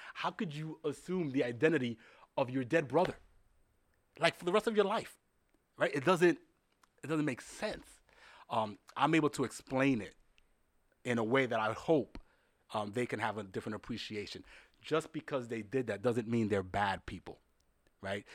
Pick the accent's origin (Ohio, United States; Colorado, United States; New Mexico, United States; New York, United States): New York, United States; also born or lived in Dominican Republic; a kid born and raised in the Bronx